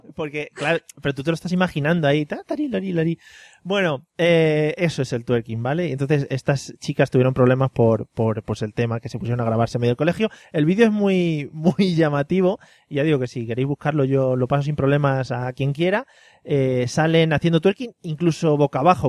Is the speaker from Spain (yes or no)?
yes; Madrid, Community of Madrid, Spain; now in Valencia, Spain; yo que soy de Madrid, que vivo aquí en Valencia